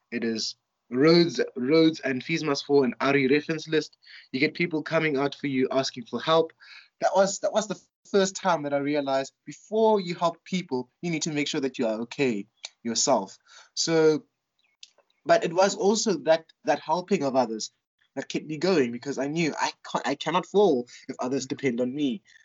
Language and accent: English; Soshanguve, Gauteng, South Africa; also born or lived in Johannesburg (St Stithians, high school); now in Makhanda, South Africa; I was born in Soshanguve, which is a township um, north of Pretoria, and so we lived in a in a Soshanguve is divided into blocks. So we lived in block JJ